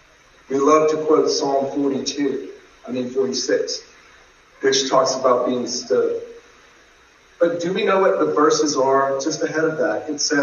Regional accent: Georgia, United States; moved away as an adult; also born or lived in St. Louis, Missouri; I'm from Georgia, by the way

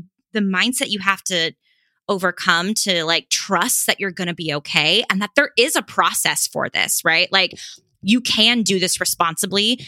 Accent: Los Angeles, California, United States; I'm from Los Angeles

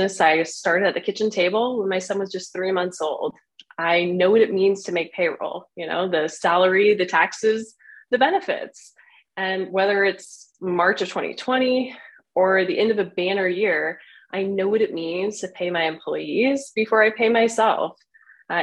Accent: Washington County, Oregon, United States; I was born and raised in Washington County in Oregon

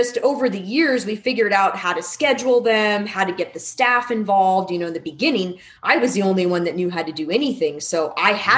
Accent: Arizona, United States; moved away as an adult; go back to my hometown and join up with my doctor growing up, who I've been seeing since I was in second grade

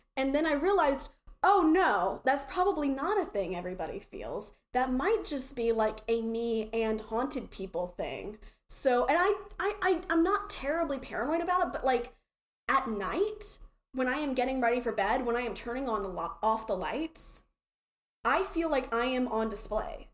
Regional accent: the South, United States; accent: southern; my accent was terribly southern

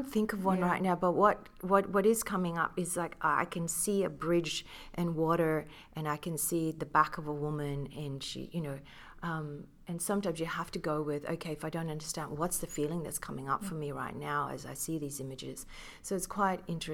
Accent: Philippines; I grew up being Filipina.

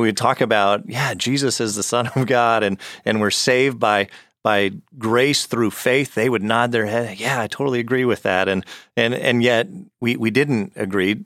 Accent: Arizona, United States; I grew up in Arizona

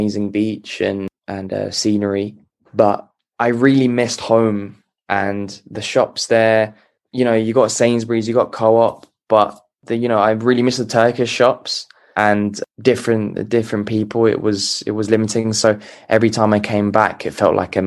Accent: London, United Kingdom; I was born in Tottenham. I've lived there for 22 years.

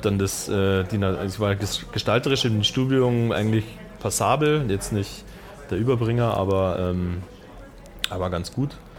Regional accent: Markt Schwaben, Bavaria, Germany; also born or lived in Munich; kam ja vom Land

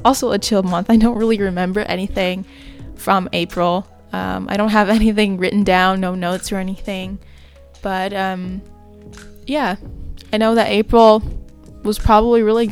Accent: Canada; It was a 4-hour drive from where I live. So yeah, it was just really good to get away from my hometown

